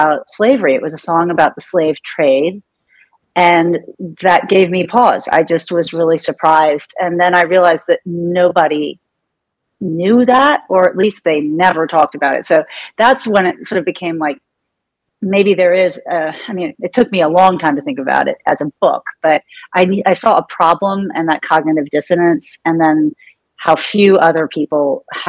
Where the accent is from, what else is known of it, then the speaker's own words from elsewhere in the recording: Louisville, Kentucky, United States; moved away; I grew up in Louisville